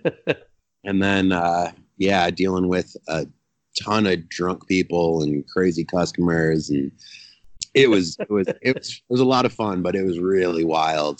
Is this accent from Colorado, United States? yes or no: yes; Telluride, Colorado, United States; moved away; also born or lived in Texas; I grew up in the mountains in Colorado. I grew up uh, about seven hour, seven, six and a half, seven hour drive from Denver in a town called Telluride